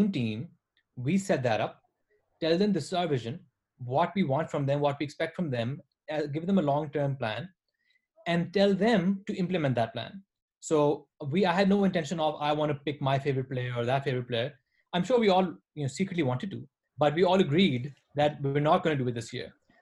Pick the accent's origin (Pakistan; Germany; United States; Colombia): Pakistan; Multan, Punjab; Multan is basically my hometown and where our businesses, all the things we do, all our farms are.